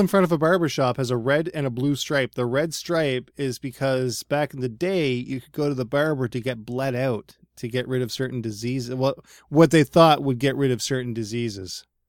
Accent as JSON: {"language": "English", "region": "Nova Scotia", "country": "Canada", "tie": "born or raised there", "said": "We live in, like, suburban Nova Scotia"}